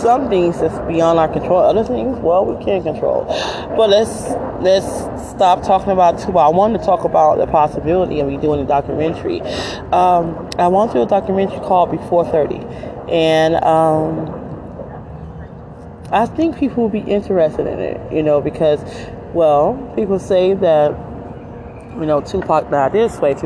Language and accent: English; Detroit, Michigan, United States; moved away as an adult; also born or lived in New Jersey; I'm from Detroit, and I was born and raised there